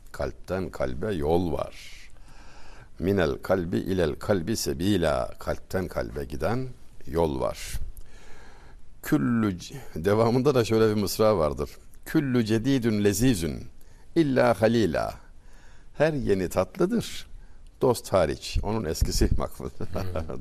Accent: Çameli, Denizli, Turkey; moved away; Denizli Çameliliyim. Küçücük bir ilçe.

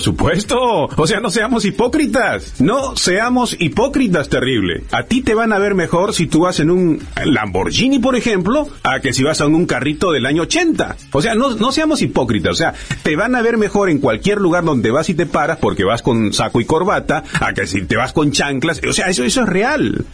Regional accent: Peru; moved away; yo soy de Perú y cada cierto tiempo viajo a Perú

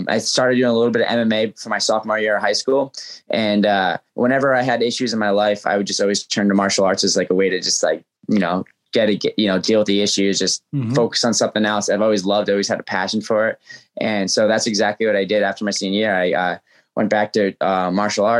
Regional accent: New England, United States; That was my first sport growing up in New England

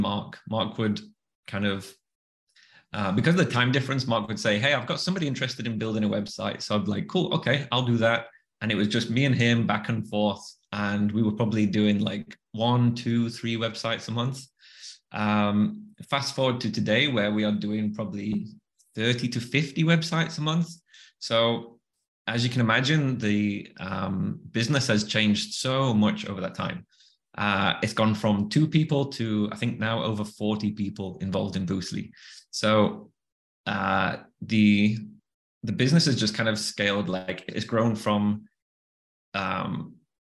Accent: the north of England, United Kingdom; accent: Northern; moved away; also born or lived in Bali; another Northern accent

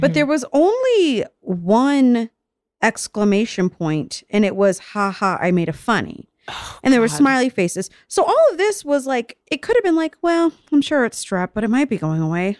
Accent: Vero Beach, Florida, United States; I grew up in Florida, in Vero Beach, Florida, trash white town, chubby brown girl

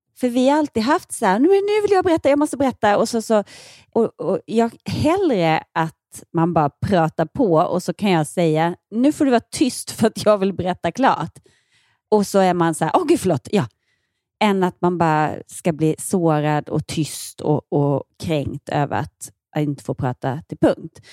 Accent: Ronneby, Blekinge, Sweden; moved away as an adult; som vuxen, när jag flyttade från Ronneby

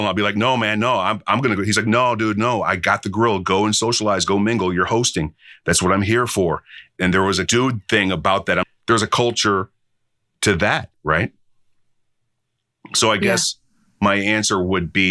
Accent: Midwest, United States; I grew up in the Midwest

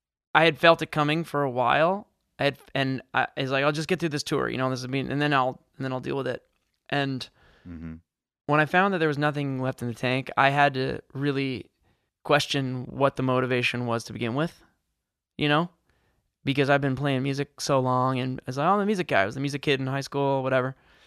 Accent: New York, United States; also born or lived in Michigan; which I'm from New York, but I spent most of my 20s, a lot of my 20s in Michigan

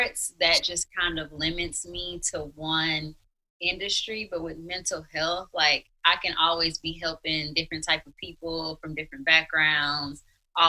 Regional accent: Mississippi, United States; moved away as an adult; also born or lived in Missouri; I'm from Mississippi, so that was a long ways from home.

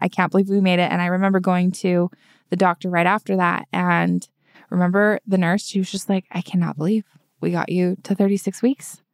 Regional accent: Utah, United States; moved away as an adult; we're both from Utah and all of our family's there

